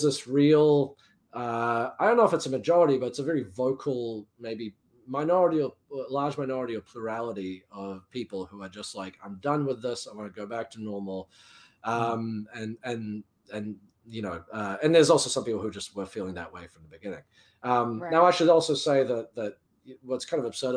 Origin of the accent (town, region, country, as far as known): New Zealand; now in United States